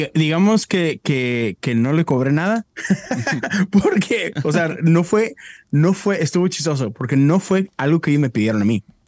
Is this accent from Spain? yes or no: no; Mexico; moved away as an adult; now in United States; soy mexicano